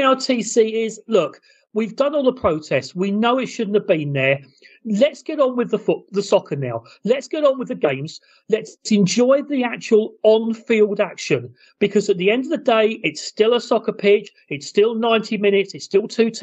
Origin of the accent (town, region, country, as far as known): England, United Kingdom